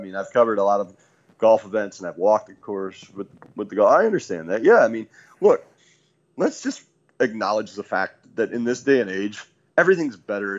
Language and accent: English; Grand Rapids, Michigan, United States; Hey, I grew up in Grand Rapids.